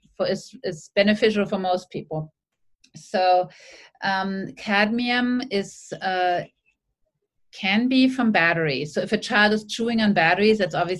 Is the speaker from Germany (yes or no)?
yes; Germany; now in Sydney, Australia; When I grew up in Germany